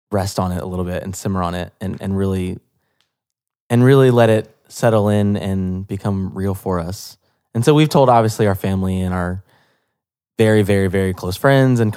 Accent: Atlanta, Georgia, United States; Yeah, it's my hometown.

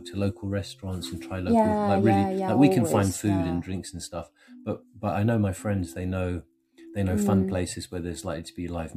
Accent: England, United Kingdom; now in Canada; I have two passports because I was born in England

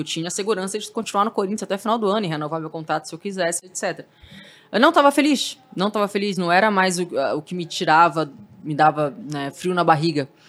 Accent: Santos, São Paulo, Brazil; Eu saí de Santos para vir em busca desse espaço para TV.

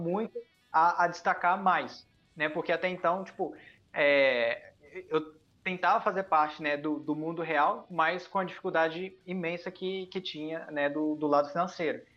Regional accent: Japan; moved away; eu nasci no Japão

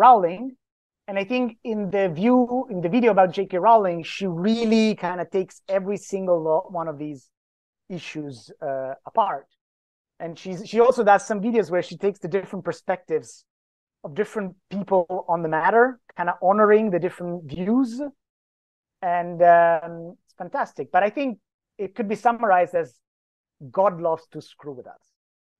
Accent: Greenland; I come from Greenland, so I may not be unbiased in my assessment

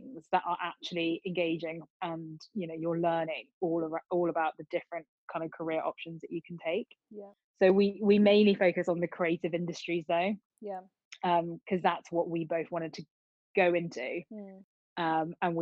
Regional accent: Oxford, South East England, United Kingdom; accent: Oxford Southern; now in London, United Kingdom; I currently live in London, but I'm originally from Oxford

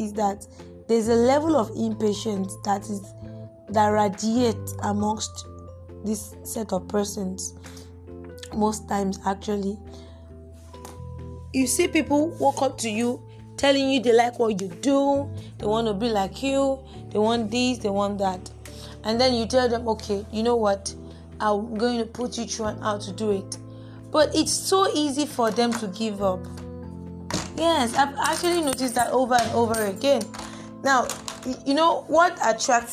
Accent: Nigeria; we Nigerians, considering the fact that I am a Nigerian

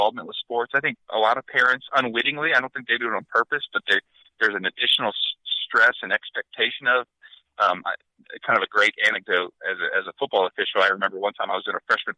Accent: Northern Ohio, United States; I grew up in Northern Ohio

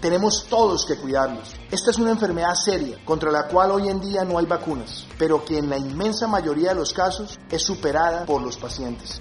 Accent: Colombia; como colombianos

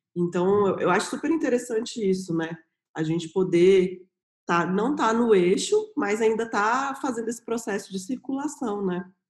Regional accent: Brasília, Federal District, Brazil; moved away as an adult; also born or lived in São Paulo; eu voltei para Brasília, que eu sou daqui de Brasília

